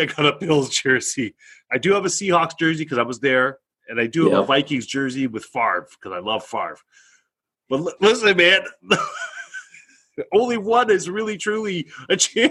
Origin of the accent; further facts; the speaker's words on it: Canada; You know, so we both said we're both Canadian military.